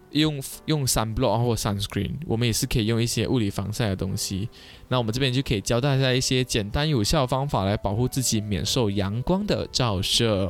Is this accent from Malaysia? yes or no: yes; Kuching, Sarawak, Malaysia; 像我们古晋这边也是有很多海滩